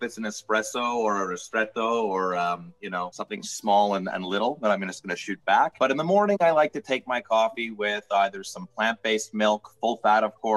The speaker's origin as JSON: {"language": "English", "town": "Montreal", "region": "Quebec", "country": "Canada", "also_born_or_lived": "Shanghai, China", "said": "I'm from Canada, from Montreal, lived and based in Montreal most of my life"}